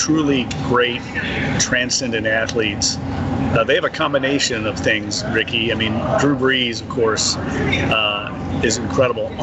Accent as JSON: {"language": "English", "town": "Louisville", "region": "Kentucky", "country": "United States", "tie": "born or raised there", "moved": "as an adult", "lives_now": "New Orleans, United States", "said": "Where I grew up in Louisville, Kentucky, every high school had their own football stadium"}